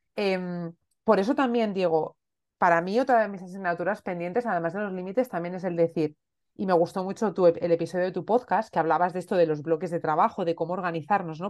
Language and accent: Spanish; Asturias, Spain; moved away as an adult; also born or lived in Elche; yo soy asturiana, pero estaba viviendo en Elche, llevaba viviendo en Elche seis años